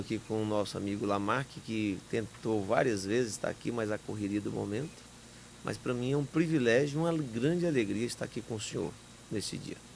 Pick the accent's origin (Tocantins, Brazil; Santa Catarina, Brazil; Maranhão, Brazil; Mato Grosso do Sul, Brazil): Tocantins, Brazil; Paraíso do Tocantins; assim que nasci em Paraíso, nasci aqui em 1978